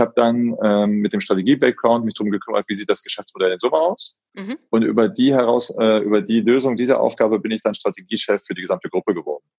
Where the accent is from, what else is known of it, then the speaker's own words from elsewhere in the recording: Solingen, North Rhine-Westphalia, Germany; moved away; also born or lived in Frankfurt; Ich komme ganz gebürtig aus Solingen, mhm. also die mhm. Messerstadt. Mhm. Und äh, bin da auch aufgewachsen